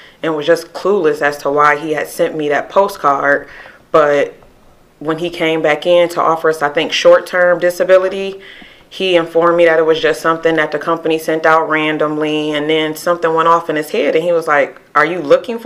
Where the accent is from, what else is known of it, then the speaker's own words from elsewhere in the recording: Sandusky, Ohio, United States; also born or lived in Toledo, Ohio; I'm originally from Sandusky, Ohio